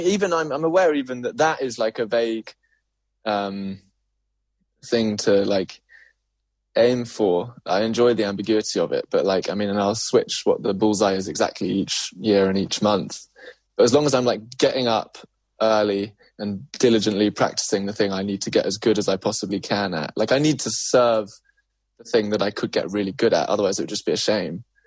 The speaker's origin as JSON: {"language": "English", "region": "London", "country": "United Kingdom", "tie": "born or raised there", "said": "growing up in South London"}